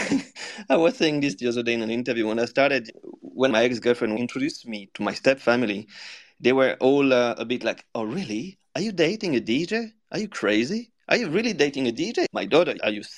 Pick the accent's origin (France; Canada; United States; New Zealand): France; Lyon, Auvergne-Rhône-Alpes; my hometown